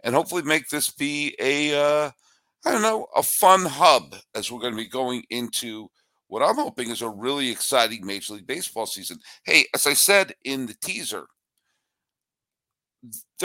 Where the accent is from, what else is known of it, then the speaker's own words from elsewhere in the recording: near the University of Connecticut, United States; I was born near the University of Connecticut